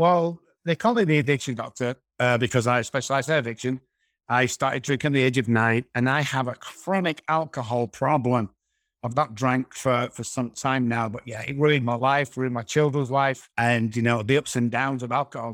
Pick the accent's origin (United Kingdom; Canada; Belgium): United Kingdom; Manchester, North West England; moved away as an adult; now in San Antonio, United States; I'm originally from Manchester, United Kingdom